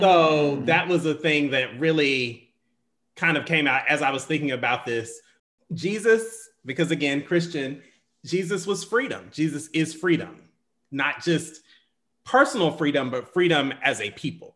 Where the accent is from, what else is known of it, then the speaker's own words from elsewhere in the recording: the South, United States; I come from, I'm from the South